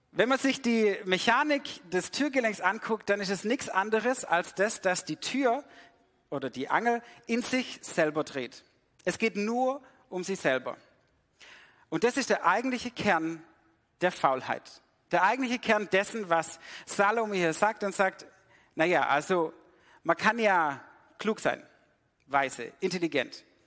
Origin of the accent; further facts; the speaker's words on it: Swabia, Germany; also born or lived in Sydney; weil ich bin damit im Schwabeländle aufgewachsen